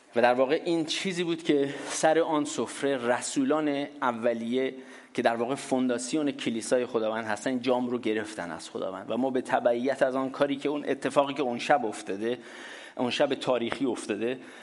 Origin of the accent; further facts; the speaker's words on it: Iran; ماها که در دورهای قدیمتر ایران بزرگ شدیم